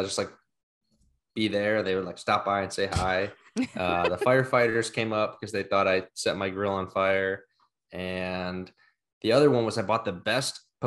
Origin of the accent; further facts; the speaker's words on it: Cleveland, Ohio, United States; moved away as an adult; also born or lived in Wisconsin / Pensacola, Florida / California; now in Memphis, United States; I grew up in Cleveland on Lake Erie, went to school in Wisconsin on Lake Michigan, lived in Pensacola on the Gulf for 2 years, and then California on the Pacific for 2 years.